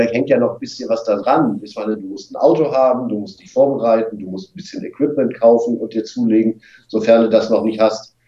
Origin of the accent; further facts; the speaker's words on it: Wolfsburg, Lower Saxony, Germany; now in Hamburg, Germany; geboren in Wolfsburg